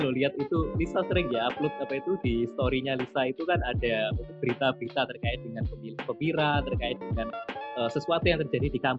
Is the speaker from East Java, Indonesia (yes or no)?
yes; Blitar, East Java, Indonesia; bisa dipanggil … asalku dari Kabupaten Blitar